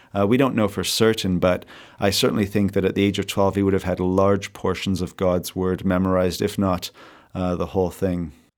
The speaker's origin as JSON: {"language": "English", "town": "Victoria", "region": "British Columbia", "country": "Canada", "tie": "born or raised there", "also_born_or_lived": "South Africa / Madison, Wisconsin", "lives_now": "Vancouver, Canada", "said": "I grew up in Victoria, BC, born in South Africa, but uh, went to America just for the uh, university experience"}